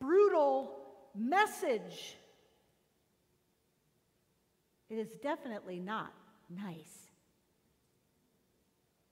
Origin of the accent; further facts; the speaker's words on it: Connecticut, United States; now in Florida, United States; I'm from Connecticut